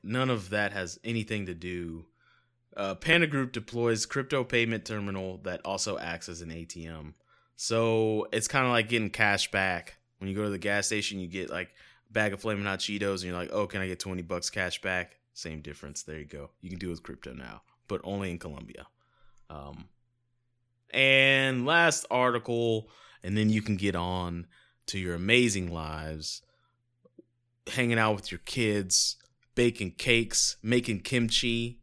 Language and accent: English; United States; I'm American